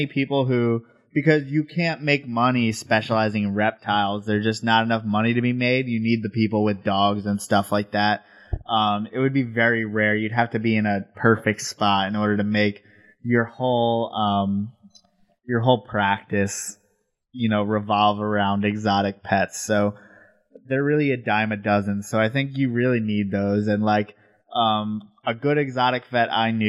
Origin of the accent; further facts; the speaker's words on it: New York, United States; moved away as an adult; also born or lived in Colorado; now in Texas, United States; we live in Texas and I'm from New York